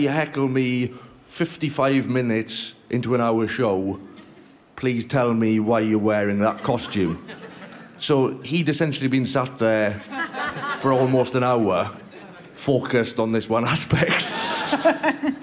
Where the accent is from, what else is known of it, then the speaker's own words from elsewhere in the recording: Welsh, Wales, United Kingdom; I'm Welsh